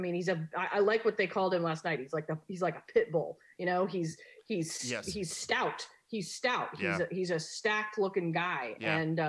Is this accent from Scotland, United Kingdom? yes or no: yes; Scotland, United Kingdom; Being as Scottish as I am, I enjoy myself.